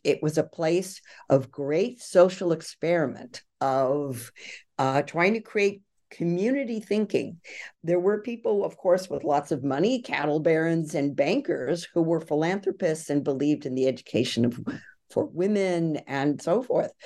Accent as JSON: {"language": "English", "region": "California", "country": "United States", "tie": "born or raised there", "said": "I grew up in California myself"}